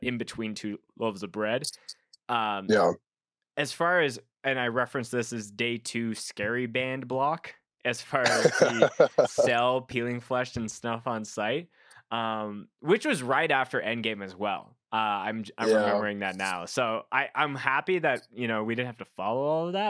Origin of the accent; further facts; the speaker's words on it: Canada; I'm a Canadian coming all the way down to Oklahoma